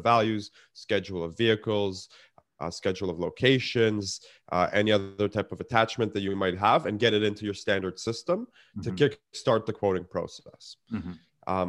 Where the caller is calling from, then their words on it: Toronto, Ontario, Canada; Snowy Toronto, Canada. We had a nice blanketing of snow.